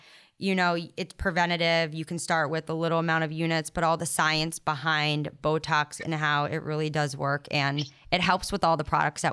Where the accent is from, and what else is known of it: Rhode Island / Boston, New England, United States; accent: Rhode Island Boston accent